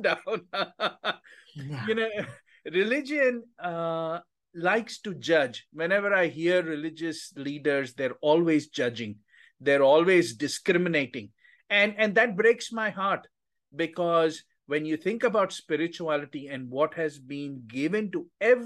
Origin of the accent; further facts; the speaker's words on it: India; moved away as an adult; now in United States; I grew up in India